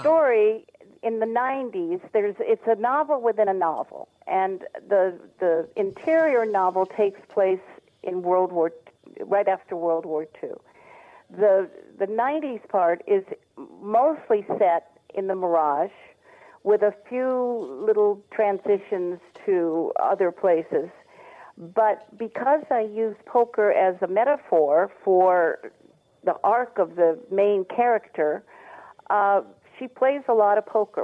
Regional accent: East Coast, United States; moved away as an adult; also born or lived in Los Angeles, California; now in Las Vegas, United States; I'm from the East Coast originally, but my husband and I moved to California in 1970 to the LA area

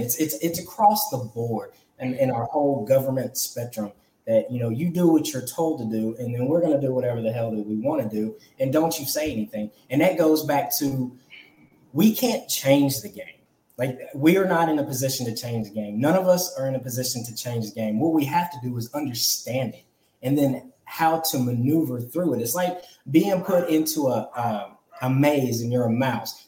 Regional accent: California, United States; moved away as an adult; I'm from California. I was born there. I lived there. I just moved back from there

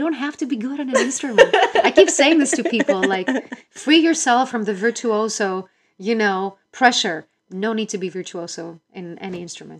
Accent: Greece; I grew up in Greece, and at age 3, I started doing piano

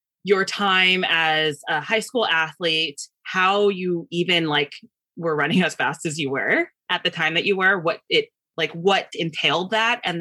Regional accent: California, United States; also born or lived in Queens, New York; I'm like raised in California

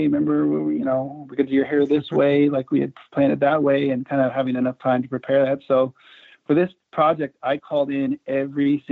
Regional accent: Vancouver, British Columbia, Canada; moved away; I grew up in Vancouver, Canada for a good chunk of my youth

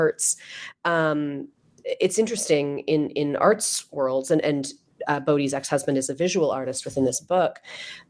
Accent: Chicago, Illinois, United States; I'm from Chicago.

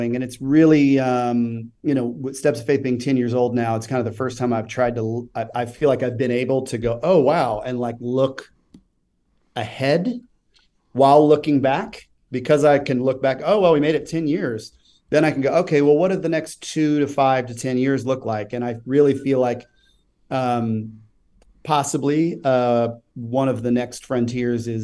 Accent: Kansas City, Missouri, United States; also born or lived in Tennessee; Growing up in Kansas City, and living in Tennessee for a period of time

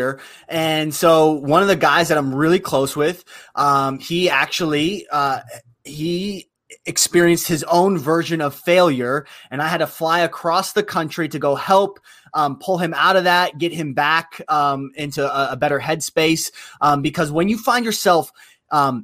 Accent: Youngstown, Ohio, United States; I am from Youngstown, Ohio. It's a little south of Cleveland

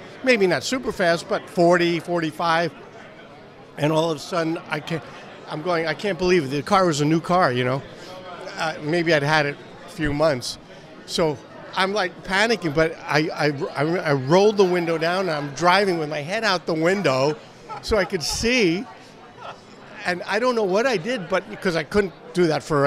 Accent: New York, United States; moved away as an adult; I grew up in New York

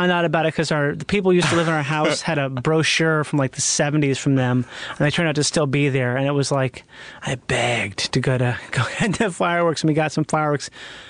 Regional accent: Rochester, Minnesota, United States; I'm from Minnesota.

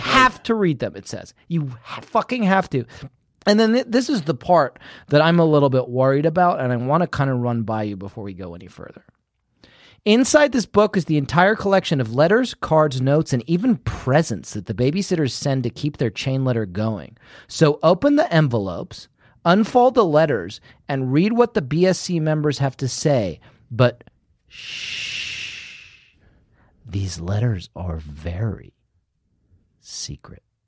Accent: home country where Guy Fawkes is burned, England, United Kingdom; born or raised there; moved away

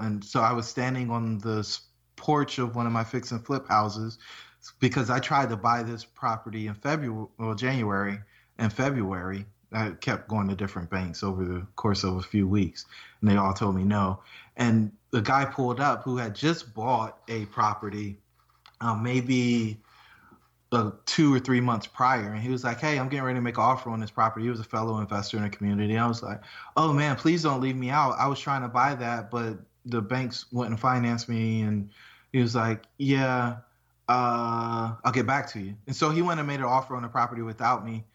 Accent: Fayetteville, North Carolina, United States; I grew up in Fayetteville, North Carolina.

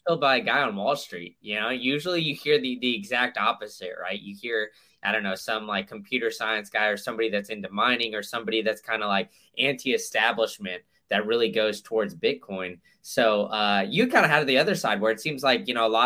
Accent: Austin, Texas, United States; I grew up in Austin

